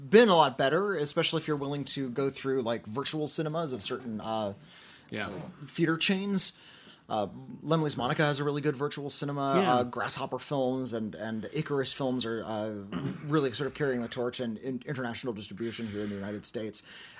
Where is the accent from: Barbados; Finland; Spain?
Finland; English is a second language; The film is from my home country of Finland, and it was released here just this year.